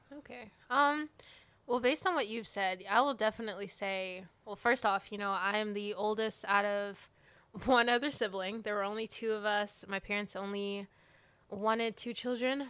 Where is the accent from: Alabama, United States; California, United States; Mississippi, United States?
Alabama, United States; moved away as an adult; now in Georgia, United States; I'm originally from Alabama